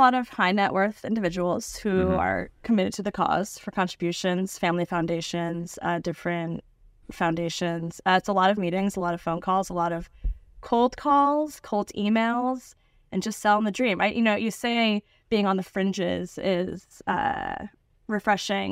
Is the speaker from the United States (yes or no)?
yes; Niskayuna, New York, United States; born or raised there; now in New York City, United States